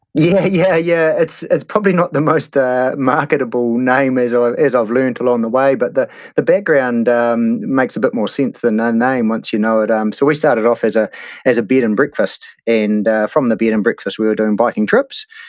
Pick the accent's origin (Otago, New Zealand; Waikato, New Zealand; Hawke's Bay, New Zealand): Hawke's Bay, New Zealand; Hastings; moved away as an adult; now in Taupo, New Zealand; I grew up in the Hawke's Bay and Hastings. Uh, spent the first eighteen years of my life, yeah, down there